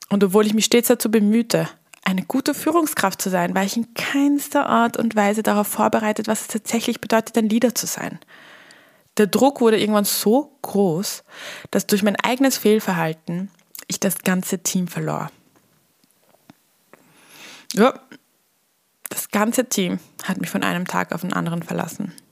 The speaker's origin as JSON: {"language": "German", "region": "Vienna", "country": "Austria", "lives_now": "Millstatt, Austria", "said": "Als Wienerin aufs Land zu ziehen, auch wenn es der wunderschöne Milchstädter See ist und noch dazu dann in die Hotellerie zu gehen."}